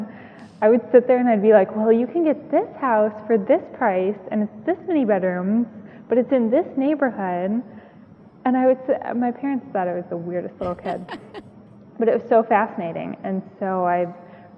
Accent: outside Detroit, Michigan, United States; moved away as an adult; also born or lived in Watertown, Massachusetts; I'm originally from Michigan, outside Detroit

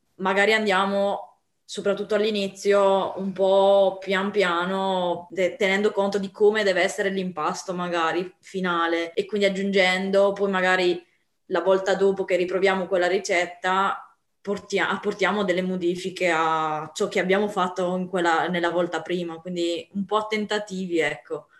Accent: Apulia, Italy; sono pugliese

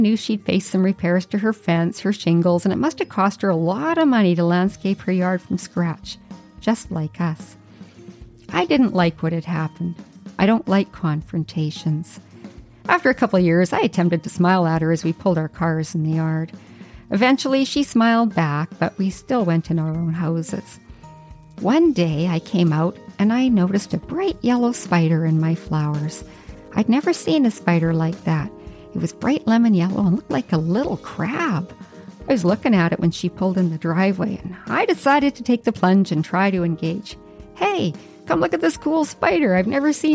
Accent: Yukon, Canada; moved away as an adult; now in Vancouver Island, Canada; I'd lived in the Yukon for 44 years, and it was my first time leaving my hometown

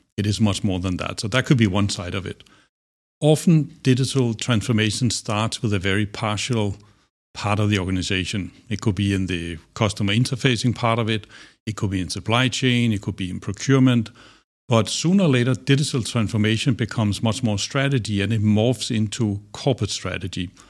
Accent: Denmark; moved away as an adult; also born or lived in Singapore; I grew up in Denmark.

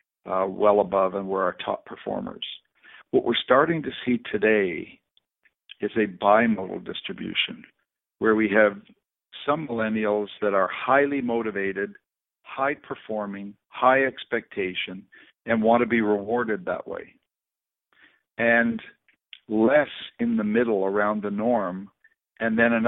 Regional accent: Canada; As Canadians

